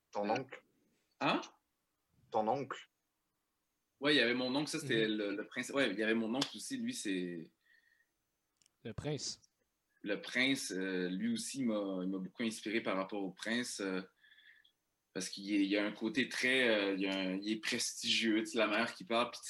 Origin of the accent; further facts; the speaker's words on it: Saint-Eustache, Quebec, Canada; born there; Je viens d'une famille immigrante, euh, je suis né à Saint-Eustache